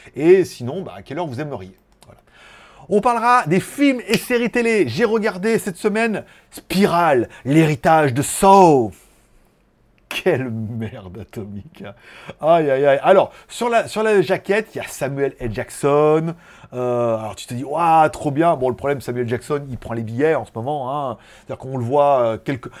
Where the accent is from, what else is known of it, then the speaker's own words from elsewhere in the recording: France; now in Thailand; je suis français